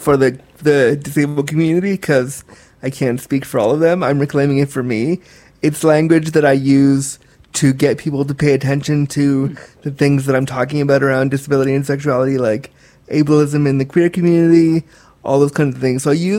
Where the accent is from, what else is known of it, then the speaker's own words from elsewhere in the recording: Orange County, California, United States; born there; I was born in California, in the OC.